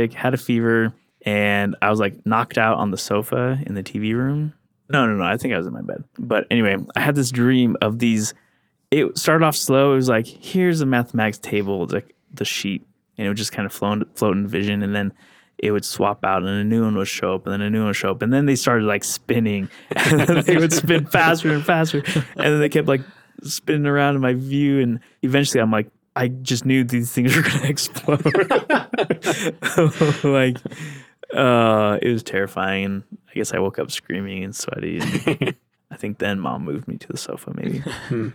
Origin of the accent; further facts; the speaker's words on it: Pacific Northwest, United States; we grew up in the Pacific Northwest